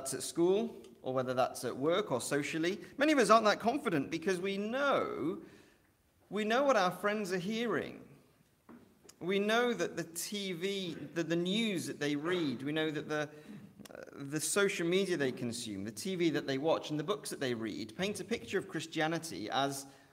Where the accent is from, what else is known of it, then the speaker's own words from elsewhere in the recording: Welsh, Wales, United Kingdom; now in Liverpool, United Kingdom; I'm Welsh.